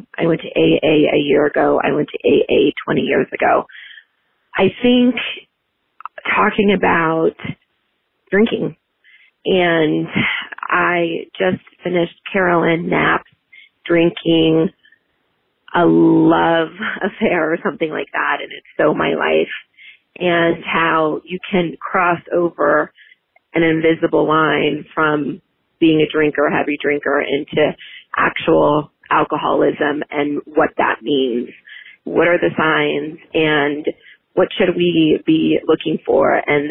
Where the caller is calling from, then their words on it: Denver, Colorado, United States; I'm calling from Denver. I'm not a millennial. I'm 41.